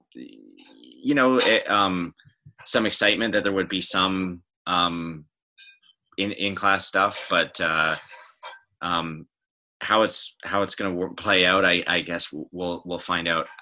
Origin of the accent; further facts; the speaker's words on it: West Coast, Canada; moved away as an adult; now in Toronto, Canada; I'm from the West Coast